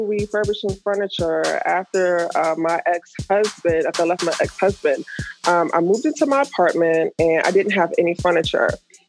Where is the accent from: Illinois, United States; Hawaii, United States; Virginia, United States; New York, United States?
Virginia, United States; Alexandria; now in District Heights, United States; I'm originally from Alexandria, Virginia.